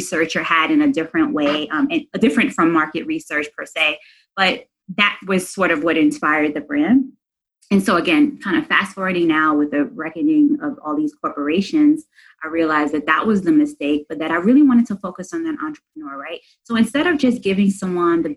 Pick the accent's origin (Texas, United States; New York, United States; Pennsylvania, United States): New York, United States; New York City; I'm from New York City